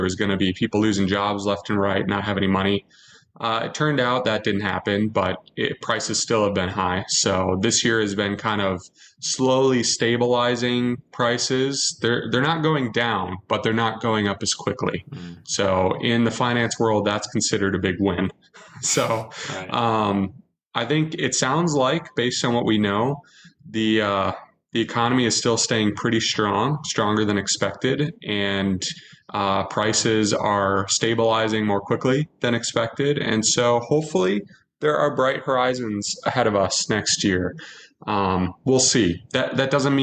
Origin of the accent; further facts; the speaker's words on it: Minnesota, United States; as a Minnesotan